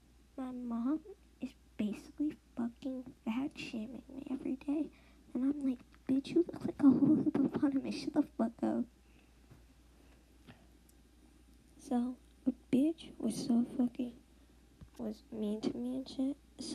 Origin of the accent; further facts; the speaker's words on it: New York, Maryland, United States; born and raised in Maryland, New York, and I actually live in Maryland right now, but I did live in New York